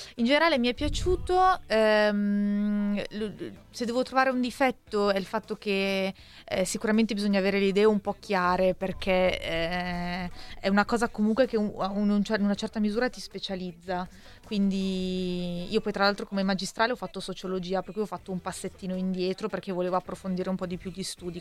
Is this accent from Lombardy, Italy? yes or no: yes; Milan, Lombardy, Italy